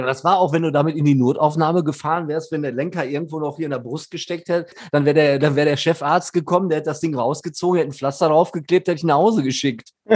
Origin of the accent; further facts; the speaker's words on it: Dortmund, North Rhine-Westphalia, Germany; als Dortmunder Band in Dortmund